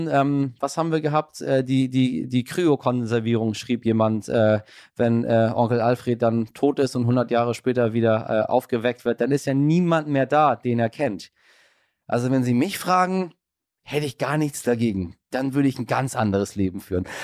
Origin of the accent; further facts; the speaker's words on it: Iran; born there; Das sage ich Ihnen äh, als gebürtiger Iraner.